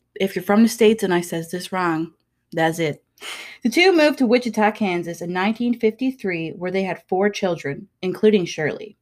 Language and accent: English; Wabush, Newfoundland and Labrador, Canada; I'm from Wabush